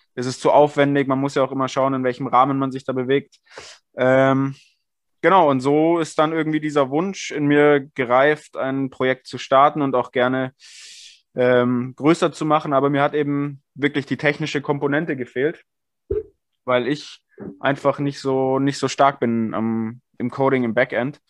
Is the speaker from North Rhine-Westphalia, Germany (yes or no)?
no; Bavaria, Germany; gebürtiger Bayer